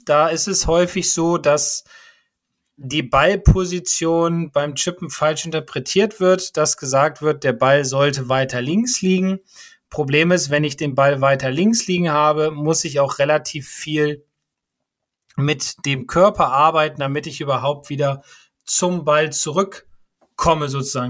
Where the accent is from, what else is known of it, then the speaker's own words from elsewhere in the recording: Bremen, Germany; als Bremer